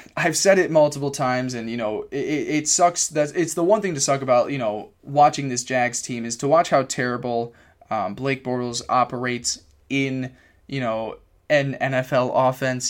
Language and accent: English; Cortland, New York, United States; at SUNY Cortland in my hometown